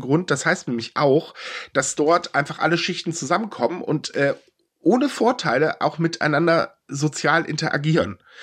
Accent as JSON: {"language": "German", "country": "Germany", "said": "ich bin Deutscher"}